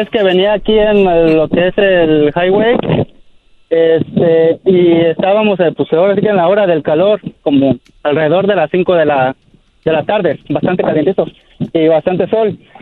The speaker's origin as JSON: {"language": "Spanish", "town": "Nueva Italia", "region": "Michoacán", "country": "Mexico", "moved": "yes", "lives_now": "Sonoma, United States", "said": "Yo soy del rancho de Nueva Italia, Michoacán"}